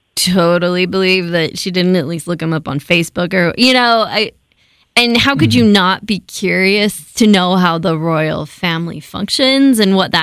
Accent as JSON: {"language": "English", "country": "United States", "said": "oh, I'm too American for this."}